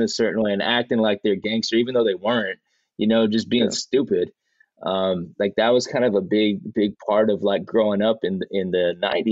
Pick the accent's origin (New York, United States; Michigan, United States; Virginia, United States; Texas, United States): Texas, United States; Fort Worth; moved away as an adult; now in Bay Area, United States; I grew up in a Mexican American neighborhood in Fort Worth called Diamond Hill